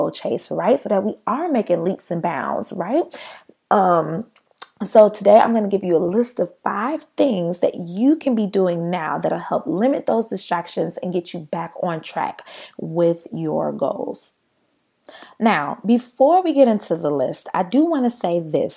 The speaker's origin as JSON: {"language": "English", "country": "United States", "said": "we as an American people"}